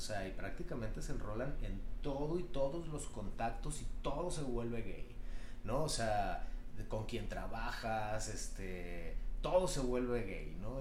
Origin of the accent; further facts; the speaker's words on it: Culiacán, Sinaloa, Mexico; yo soy de Culiacán, Sinaloa